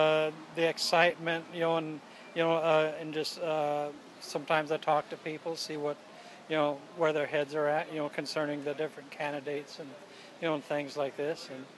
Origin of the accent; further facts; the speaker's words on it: California, United States; California, originally.